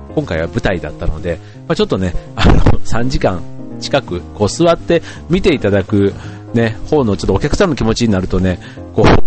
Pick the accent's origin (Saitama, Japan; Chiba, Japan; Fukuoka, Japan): Chiba, Japan; Funabashi; うちの地元の船橋